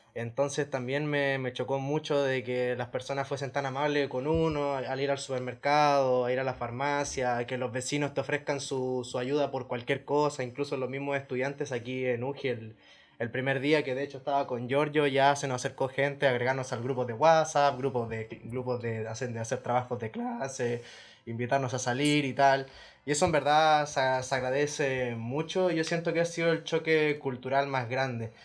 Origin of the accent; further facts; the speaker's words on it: Valparaíso, Chile; moved away as an adult; now in Castellón, Spain; vengo de Chile, específicamente de la ciudad de Valparaíso, un porteño de corazón